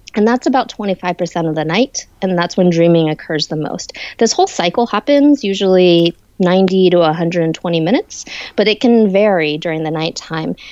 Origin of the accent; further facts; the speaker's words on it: San Francisco Bay Area, California, United States; I'm originally from the San Francisco Bay Area